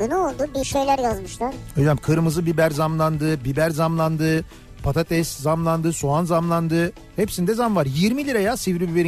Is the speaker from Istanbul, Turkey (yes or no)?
yes; Fatih, Istanbul, Turkey; 1966 yılında Fatih'te doğup büyüdüm. Ee, 14 yaşına kadar orada yaşadım. Malta çarşısında babamın dükkanı vardı.